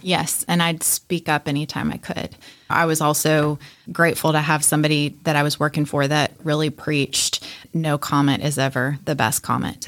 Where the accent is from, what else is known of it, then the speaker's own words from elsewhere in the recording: Atlanta, Georgia, United States; growing up in Atlanta